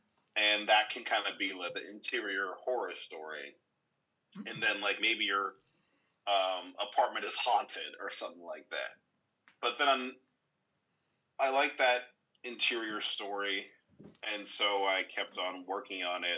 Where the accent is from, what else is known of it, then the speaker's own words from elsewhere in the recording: Flemington, New Jersey, United States; also born or lived in Branchburg, New Jersey; I'm originally from Branchburg, New Jersey. Actually born and raised in Flemington, New Jersey, which is like a very country area in Jersey.